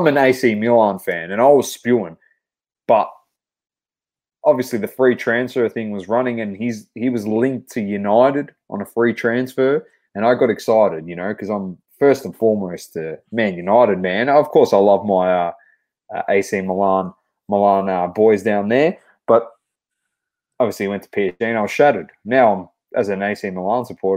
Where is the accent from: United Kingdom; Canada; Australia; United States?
Australia; We are Australian, but, you know, our heritage growing up wasn't really tied to the Australian national team for soccer because we were no good. So we were always following Italy through our whole entire upbringing